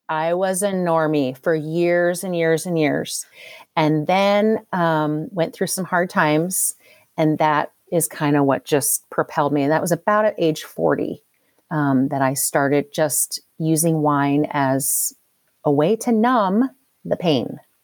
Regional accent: Philadelphia, Pennsylvania, United States; also born or lived in Louisville, Kentucky; now in Kentucky, United States; I live outside Louisville, Kentucky. Did not grow up here. I grew up outside Philadelphia.

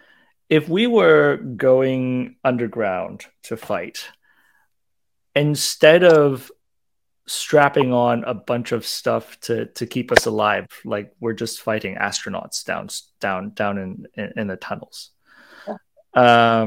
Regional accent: Hong Kong; I grew up in Hong Kong

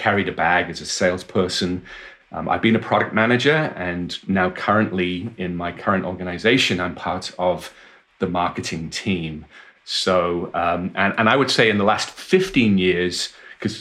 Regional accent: Wales, United Kingdom; I was born and raised in Wales in the United Kingdom, and I went to university there

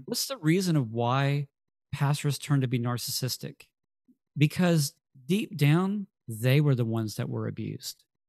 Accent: Texas, United States; we're from Texas

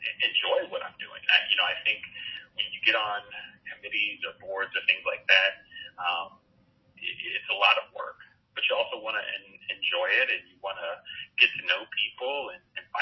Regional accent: Hazelwood, Missouri, United States; also born or lived in Kirksville, Missouri / Bowling Green, Ohio; I grew up in Hazelwood in North County, St. Louis

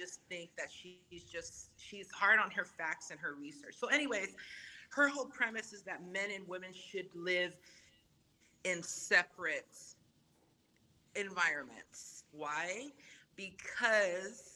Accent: Samoa; first language Samoan; English is a second language; moved away; being raised Samoan was my first language. And then I get uprooted over here because my parents think it's better out here

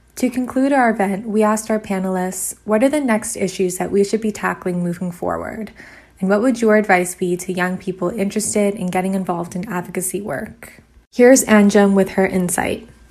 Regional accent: Ottawa, Ontario, Canada; also born or lived in Kingston; previously did my undergrad in Ottawa, which is my hometown

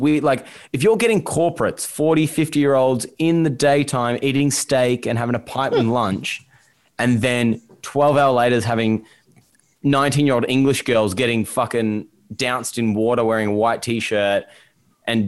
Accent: Melbourne, Victoria, Australia; I grew up in Essendon

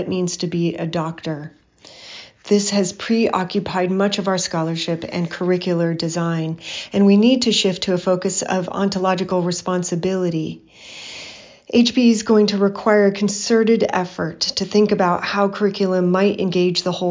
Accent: Hawaii, United States; my childhood experiences growing up in Hawaii in the 1970s and 80s

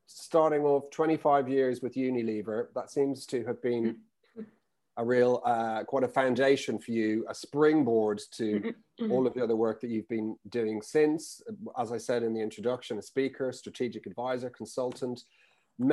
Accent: Ireland; I'm actually not from the UK. I'm from Ireland.

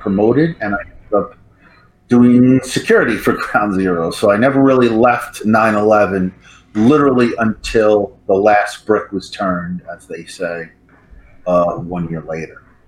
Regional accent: New York City, New York, United States; also born or lived in California; I was born in New York City. Um, I was kind of raised, I'm like a real city kid from Manhattan, center of it all.

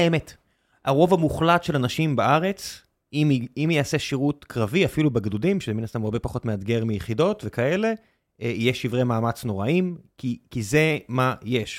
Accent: Beersheba, Southern District, Israel; now in Tel Aviv, Israel; אני גדלתי בבאר שבע

